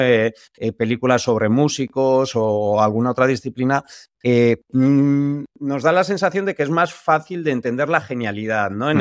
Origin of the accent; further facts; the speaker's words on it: San Sebastián, Basque Country, Spain; nosotros que somos de San Sebastián